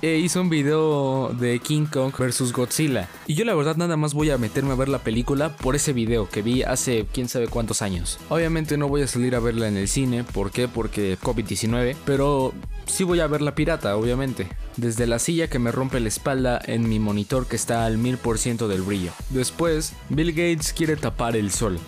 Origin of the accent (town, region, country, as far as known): Mexico